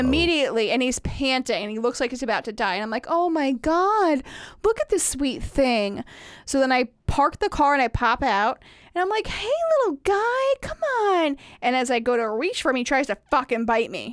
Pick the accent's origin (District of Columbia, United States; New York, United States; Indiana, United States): Indiana, United States; I grew up in Indiana